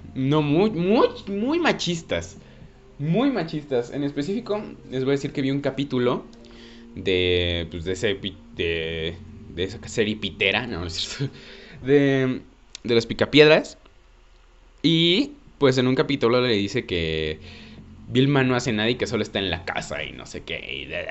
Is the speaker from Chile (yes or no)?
no; Mexico; todos los que somos cineastas mexicanos